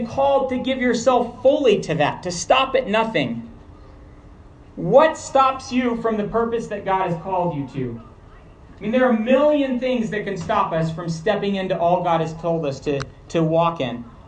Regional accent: Montrose, Colorado, United States; now in New Mexico, United States; I was born in Montrose and spent a lot of time in Colorado, I'm now from the beautiful state of New Mexico

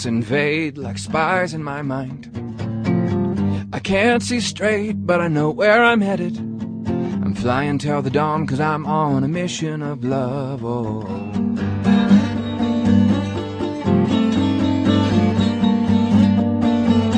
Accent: Alaska, United States; now in Huntsville, United States; I grew up in Alaska on a fishing boat

